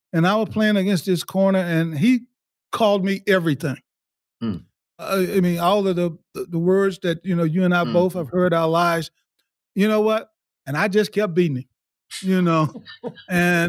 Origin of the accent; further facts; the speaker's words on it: Alabama, United States; moved away; I grew up in the 60s in the state of Alabama